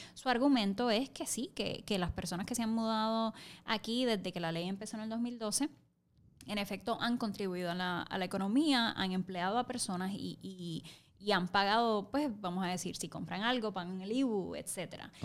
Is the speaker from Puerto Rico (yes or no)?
yes; Camuy, Puerto Rico; soy puertorriqueña, soy camullana